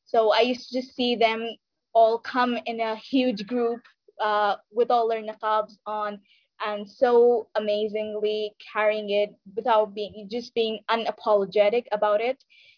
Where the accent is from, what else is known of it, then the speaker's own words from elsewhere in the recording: Saudi Arabia; now in India; So to begin with, I was born and raised in Saudi Arabia. So, but I'm originally from India. Then I moved back here to India to complete my further education.